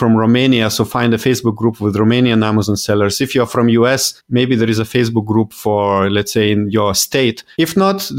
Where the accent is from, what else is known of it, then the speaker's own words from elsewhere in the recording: Lithuania; I'm European. I come from originally from Lithuania